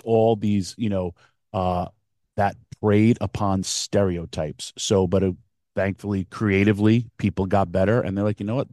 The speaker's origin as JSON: {"language": "English", "town": "Yonkers", "region": "New York", "country": "United States", "tie": "born or raised there", "said": "in my hometown"}